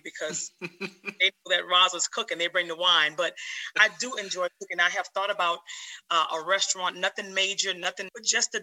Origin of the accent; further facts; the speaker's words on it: New Orleans, Louisiana, United States; moved away as an adult; also born or lived in Georgia; now in North Carolina, United States; Born and raised in New Orleans, Louisiana. That is my hometown.